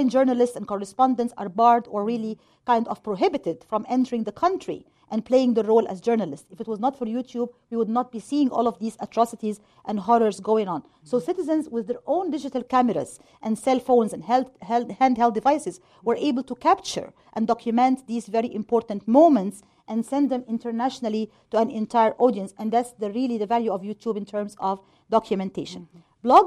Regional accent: Egypt; now in United States; I'm originally from Egypt

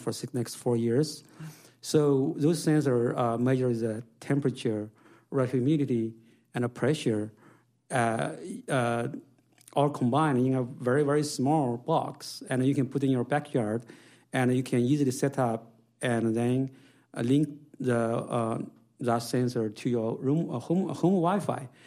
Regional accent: China; now in United States; I grew up in China in a, in, in a farm

